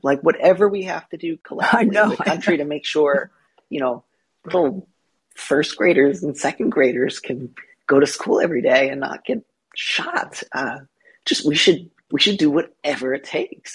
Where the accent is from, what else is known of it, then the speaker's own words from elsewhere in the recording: California, United States; also born or lived in Midwest; I grew up partly in California, partly in the Midwest.